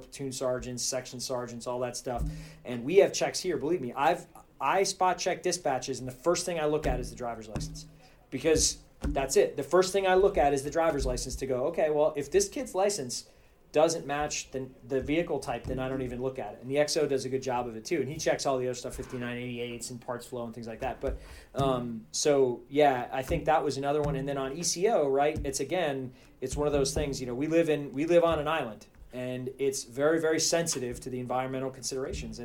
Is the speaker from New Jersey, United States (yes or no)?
yes; Toms River, New Jersey, United States; moved away; I'm from Toms River